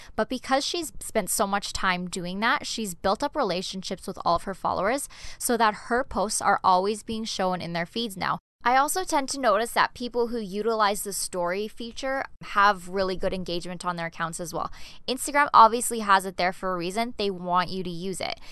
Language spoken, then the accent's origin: English; Canada; moved away as an adult; now in Denmark; I'm an expat. I'm originally from Canada, but I'm living in Denmark